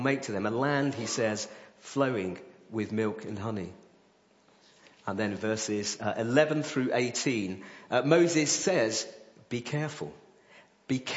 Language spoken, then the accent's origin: English; Coventry, West Midlands, United Kingdom; moved away; I'm from Coventry